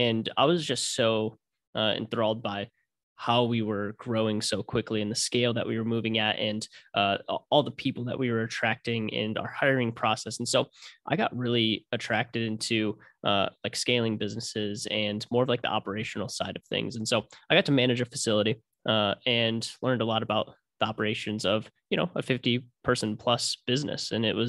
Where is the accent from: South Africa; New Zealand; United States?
United States; Ann Arbor, Michigan; So, born and raised in Michigan, from Ann Arbor originally. So big U of M fan. And ended up moving to the west side of Michigan to Grand Rapids for school.